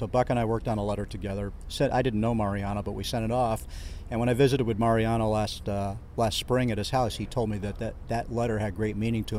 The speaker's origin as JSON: {"language": "English", "town": "Boston", "region": "Massachusetts", "country": "United States", "tie": "born or raised there", "also_born_or_lived": "New York", "moved": "as an adult", "said": "I grew up in Boston before I came to New York to work for the Yankees, and I grew up a Celtics fan"}